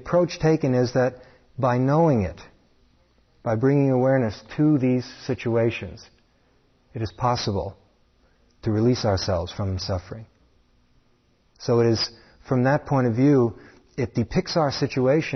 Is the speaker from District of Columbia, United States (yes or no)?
no; New York City, New York, United States; Growing up in New York City